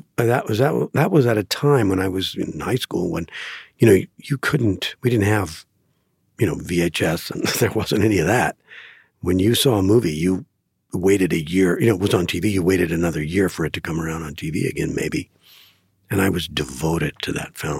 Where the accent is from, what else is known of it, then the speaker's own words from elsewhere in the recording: Green Bay, Wisconsin, United States; I grew up in Green Bay, Wisconsin